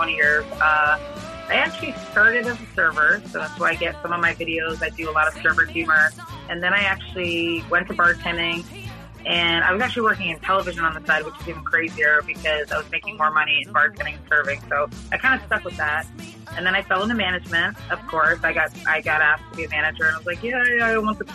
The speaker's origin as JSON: {"language": "English", "town": "Fort Lauderdale", "region": "Florida", "country": "United States", "said": "I am from Fort Lauderdale, Florida"}